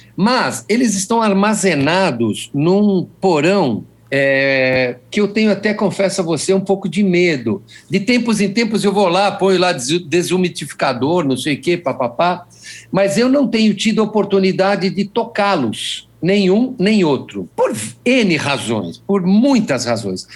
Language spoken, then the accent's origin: Portuguese; Brazil; eu sou brasileiro